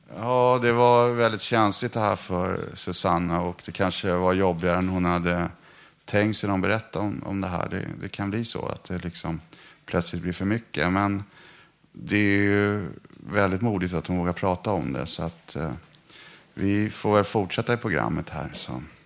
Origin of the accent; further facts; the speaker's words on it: Stockholm, Stockholm County, Sweden; alla vi som är stockholmare